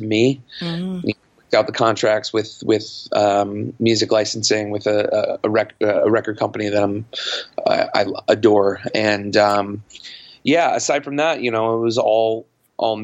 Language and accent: English; New York City, New York, United States; I grew up in and around New York City my entire life